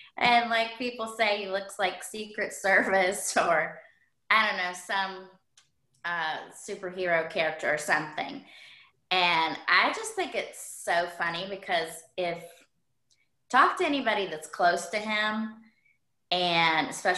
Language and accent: English; the Carolinas, United States; lived in North Carolina for as many years as we did South Carolina. So that's why sometimes when I say we're from Carolina, people are like, well, which one? Well, technically both.